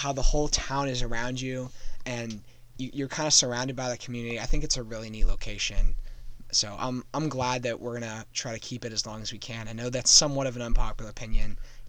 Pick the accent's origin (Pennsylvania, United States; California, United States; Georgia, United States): Pennsylvania, United States; State College; growing up in State College